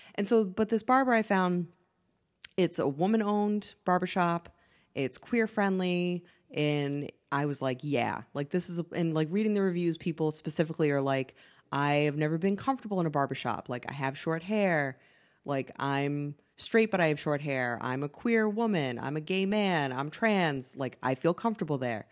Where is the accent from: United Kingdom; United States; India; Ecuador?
United States; Massachusetts; moved away; I'm from Massachusetts.